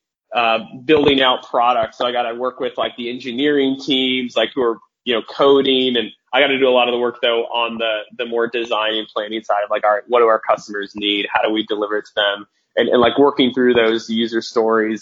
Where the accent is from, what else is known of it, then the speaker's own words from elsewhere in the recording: Phoenix, Arizona, United States; moved away as an adult; now in Idaho, United States; I'm from Phoenix originally, up here in Idaho right now, but grew up in Phoenix